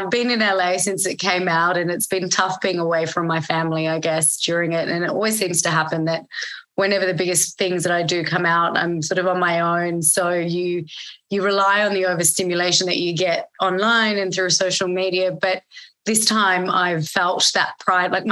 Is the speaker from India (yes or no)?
no; Australia; there was survivalism into growing up in Australia and anywhere that you grow up where it's not your home country or your parents' home country.